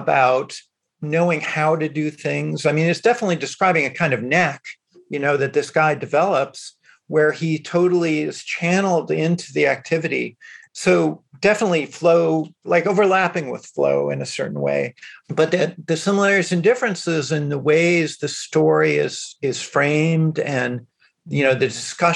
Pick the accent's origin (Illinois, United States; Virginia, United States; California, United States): Illinois, United States; Chicago; moved away; growing up in Chicago that a lot of the Chinese American kids, I had a lot in common with them